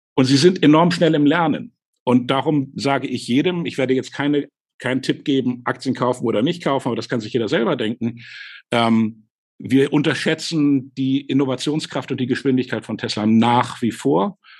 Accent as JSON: {"language": "German", "region": "Hamburg", "country": "Germany", "tie": "born or raised there", "said": "Ich bin nämlich aufgewachsen in Hamburg"}